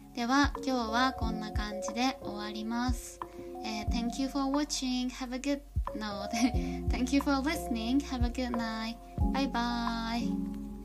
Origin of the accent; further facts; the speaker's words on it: Toyama, Japan; 私の地元の富山 県